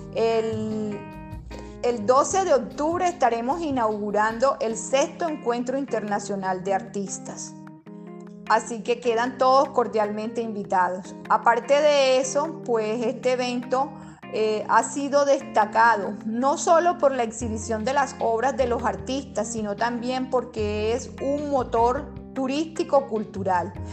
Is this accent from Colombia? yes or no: yes; Colombian Caribbean coast, Colombia; mi trabajo es una alegoría completamente de las costumbres de mi tierra